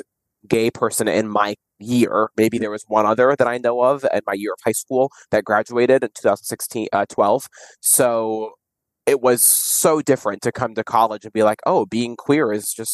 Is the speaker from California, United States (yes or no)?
no; Kissimmee, Florida, United States; also born or lived in St. Cloud, Florida; I grew up in the Kissimmee / St. Cloud, Florida area